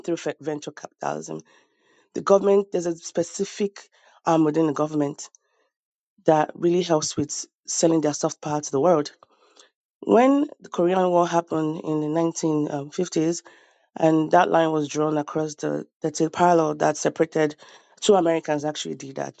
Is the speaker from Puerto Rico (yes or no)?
no; Nigeria; now in United States; I'm from Nigeria